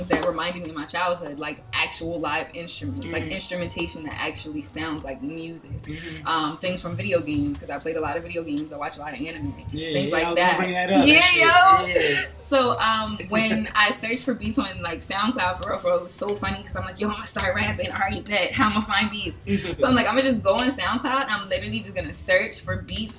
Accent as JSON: {"language": "English", "region": "New Jersey", "country": "United States", "said": "I am from South Jersey."}